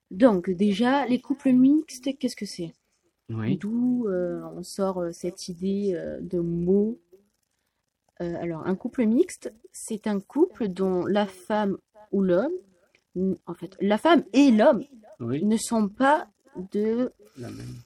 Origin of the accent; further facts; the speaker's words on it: France; je suis française